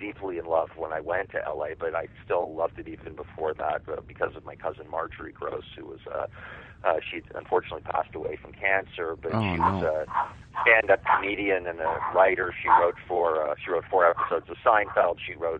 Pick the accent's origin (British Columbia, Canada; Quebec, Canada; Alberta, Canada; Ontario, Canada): Ontario, Canada; Toronto; You know, I love Toronto. You know, you tend to take for granted the place you're from.